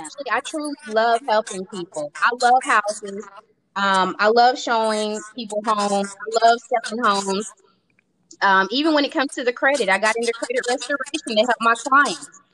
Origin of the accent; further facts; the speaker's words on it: Tennessee, United States; now in Georgia, United States; I was brought up in Tennessee, and I was brought up in the church